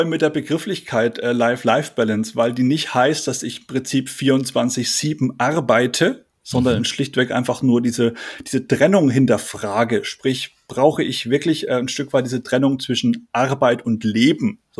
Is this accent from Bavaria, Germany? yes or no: yes; Bavaria, Germany; accent: Franconian; ich bin aufgewachsen in Oberfranken, also bin, bin Franke, habe den Dialekt äh, ausgeblendet.